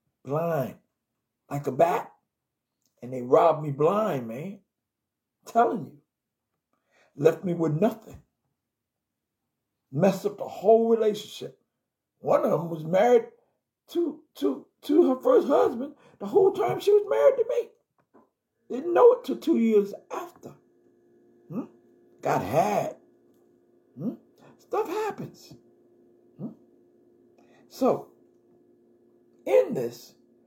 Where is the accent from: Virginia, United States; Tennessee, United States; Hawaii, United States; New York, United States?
New York, United States; New York City; also born or lived in Brooklyn, New York; I came from Jamaica, Queens, New York